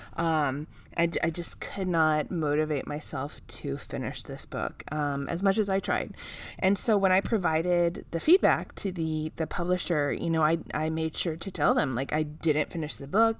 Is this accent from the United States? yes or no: yes; California, United States; my home state